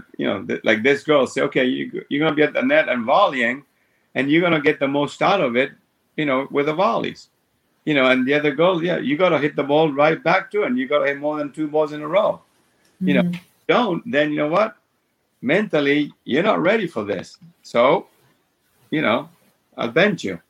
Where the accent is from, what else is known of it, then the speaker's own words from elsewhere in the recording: Argentina; moved away; when I grew up in Argentina, I played one tournament a month